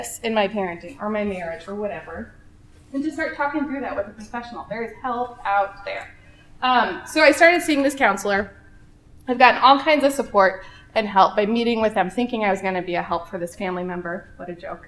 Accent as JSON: {"language": "English", "town": "Omaha", "region": "Nebraska", "country": "United States", "tie": "born or raised there", "moved": "as an adult", "lives_now": "Lincoln, United States", "said": "Born and raised in Omaha."}